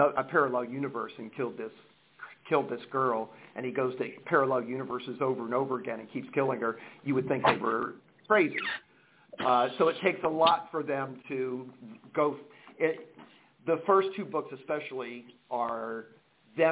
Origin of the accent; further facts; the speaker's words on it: Cincinnati, Ohio, United States; moved away as an adult; now in San Jose, United States; I was born in Cincinnati, Ohio.